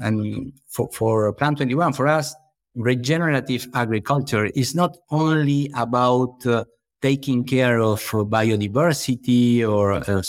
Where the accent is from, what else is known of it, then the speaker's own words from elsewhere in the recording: Buenos Aires, Argentina; born there; English is a second language; Well, I was born in Buenos Aires, Argentina, but I have been living for a long time on an eco farm close to Buenos Aires City.